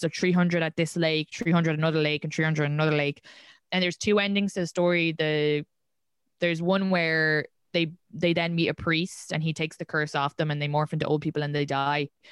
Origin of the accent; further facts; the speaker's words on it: Ireland; moved away as an adult; now in New York, United States; I grew up in Ireland.